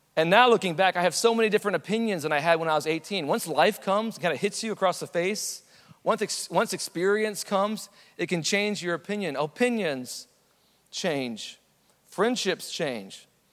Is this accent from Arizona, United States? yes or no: no; San Antonio, Texas, United States; I was born in San Antonio.